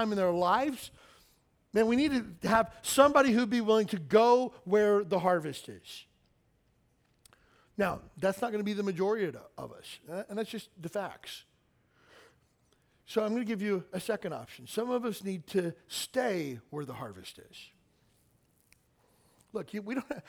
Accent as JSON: {"language": "English", "region": "Kentucky", "country": "United States", "tie": "born or raised there", "said": "where I grew up in Kentucky"}